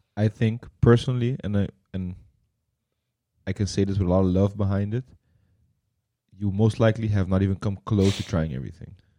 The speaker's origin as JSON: {"language": "English", "country": "Curaçao", "tie": "born or raised there", "said": "growing up on Curacao when we were younger"}